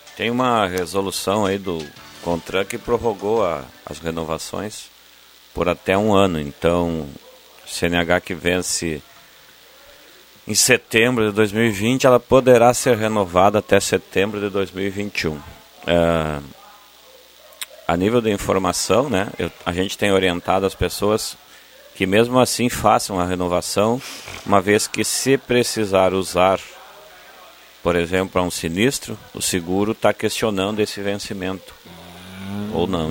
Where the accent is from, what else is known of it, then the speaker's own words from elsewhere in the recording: Ibarama, Rio Grande do Sul, Brazil; frequentava muito a igreja lá no interior de, de Ibarama, sou aqui do interior de Sobradinho, Ibarama